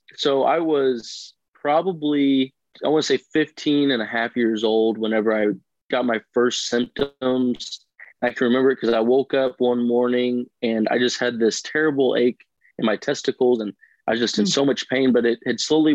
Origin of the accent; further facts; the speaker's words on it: Southern Illinois, United States; I'm from Southern Illinois. I've grown up on a farm my whole life